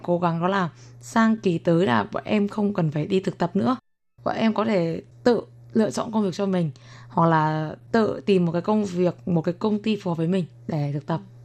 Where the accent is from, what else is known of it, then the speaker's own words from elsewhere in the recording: Vietnam; moved away as an adult; now in Taiwan; em nói tiếng việt thì bạn biết là em là người việt nam